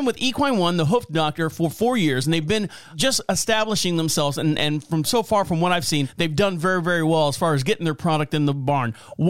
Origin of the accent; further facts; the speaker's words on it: Orlando, Florida, United States; moved away as an adult; now in North Carolina, United States; I'm born and raised in Orlando, Florida